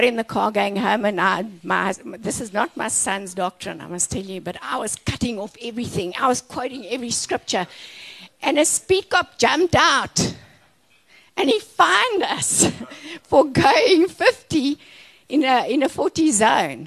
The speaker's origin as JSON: {"language": "English", "town": "Orkney", "region": "North West", "country": "South Africa", "said": "I was from Orkney Snortney, okay? I was not looking to travel the world. I was a small town girl."}